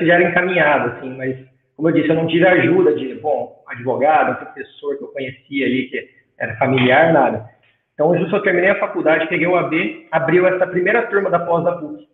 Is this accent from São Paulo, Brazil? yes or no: yes; Artur Nogueira, São Paulo, Brazil; Eu sou de Arthur Nogueira, interior de São Paulo, também que é próximo a Campinas